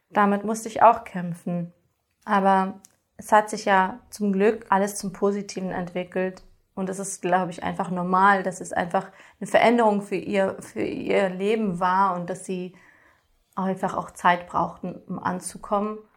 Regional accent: Germany; Und das hier in Deutschland, hier habe ich meine Heimat, weil ich hier die erste Sprache gelernt habe, hier aufgewachsen bin, hier fühle ich mich so, wie ich mich fühlen möchte.

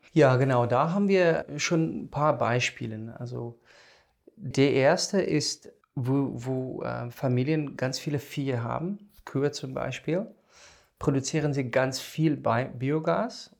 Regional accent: South Africa; German is a second language; moved away as an adult; now in Germany; komme ich aus dem Ausland ich bin in Südafrika geboren und da aufgewachsen, studiert

